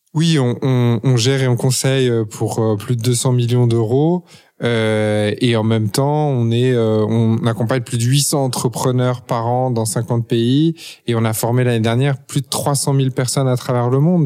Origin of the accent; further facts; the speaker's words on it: Paris, Île-de-France, France; moved away as an adult; also born or lived in United States; j'ai grandi à Paris, de parents à la fois français et étrangers